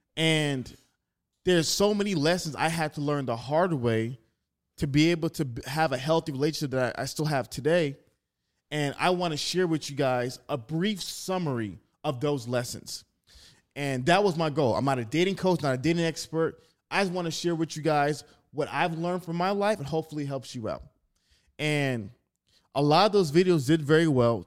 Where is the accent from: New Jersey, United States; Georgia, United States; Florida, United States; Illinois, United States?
Georgia, United States; Atlanta; also born or lived in Staten Island, New York; I was born in Staten Island, but I was raised in Atlanta